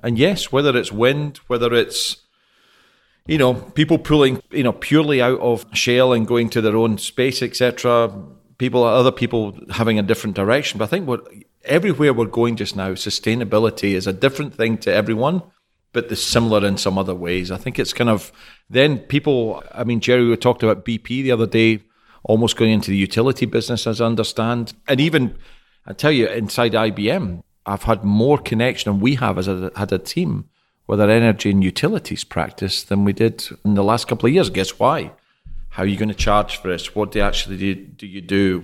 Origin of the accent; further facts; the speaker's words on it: Scotland, United Kingdom; moved away as an adult; now in Houston, United States; Scottish, based in Houston for the last two years